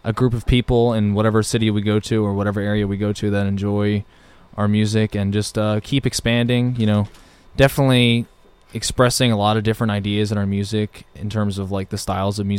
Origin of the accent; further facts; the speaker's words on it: Mount Laurel, New Jersey, United States; We're from Mount Laurel, New Jersey, which is probably about 25, 30 minutes away from Philadelphia